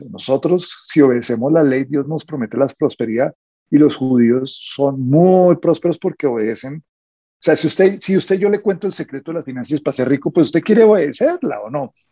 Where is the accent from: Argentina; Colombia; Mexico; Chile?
Colombia; como colombianos